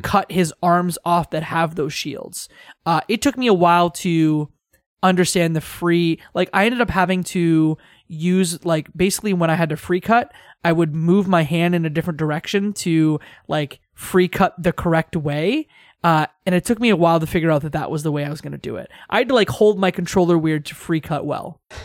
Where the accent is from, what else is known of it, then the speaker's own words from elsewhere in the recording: Tecumseh, Ontario, Canada; my hometown is actually Tecumseh, Ontario.